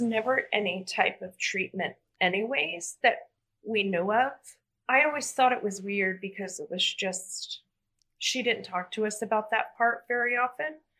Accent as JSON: {"language": "English", "region": "Arizona", "country": "United States", "said": "I'm from Arizona"}